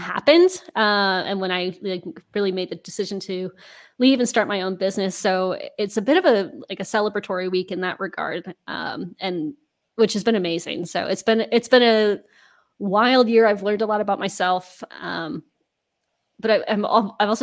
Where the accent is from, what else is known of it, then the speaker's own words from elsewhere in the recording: Denver, Colorado, United States; moved away as an adult; also born or lived in Maine / Amsterdam; now in Netherlands; I'm originally from Denver, Colorado in the US